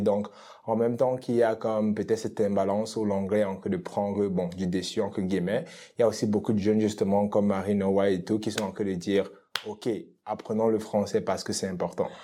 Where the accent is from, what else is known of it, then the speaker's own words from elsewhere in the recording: Cameroon; now in Edmonton, Canada; je suis originaire du Cameroun, ça fait à peu près 10 ans que je vis à Edmonton